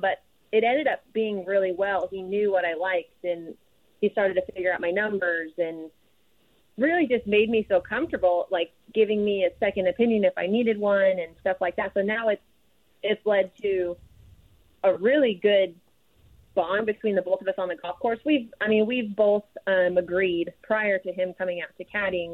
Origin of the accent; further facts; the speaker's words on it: Idaho, United States; moved away as an adult; also born or lived in Texas; growing up in Idaho and going to Texas